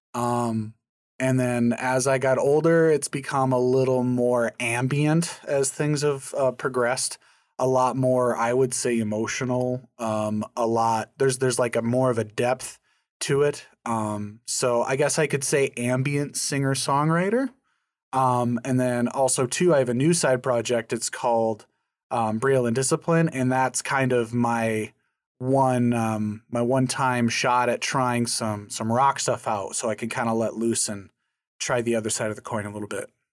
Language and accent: English; Scranton, North Dakota, United States; my, my hometown, Scranton, is a population of about two hundred and fifty people